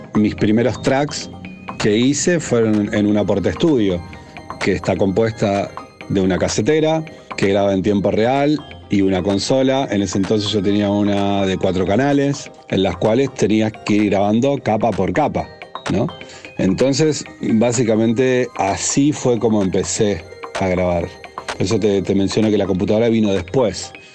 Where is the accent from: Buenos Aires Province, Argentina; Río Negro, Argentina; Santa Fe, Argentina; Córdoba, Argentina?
Santa Fe, Argentina; Rosario; Soy nacido en Rosario, Argentina